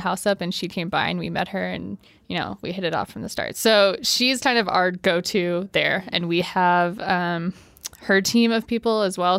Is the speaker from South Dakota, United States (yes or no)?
yes; Sioux Falls, South Dakota, United States; now in Colorado, United States; I grew up in Sioux Falls, South Dakota